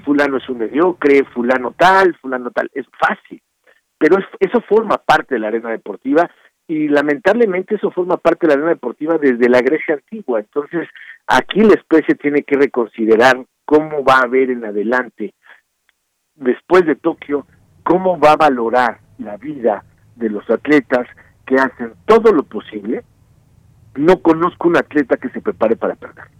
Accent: Mexico; los mexicanos

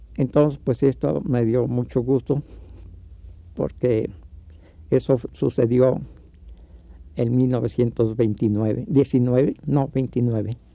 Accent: Mexico City, Mexico; yo nací en la zona roja que existía en ese tiempo, en la calle eh, donde yo nací se llamaba Callejón del Órgano

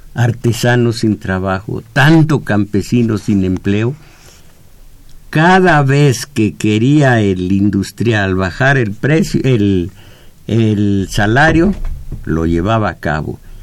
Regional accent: Mexico; soy mexicano, nací en México, estoy entre 129 millones de mexicanos

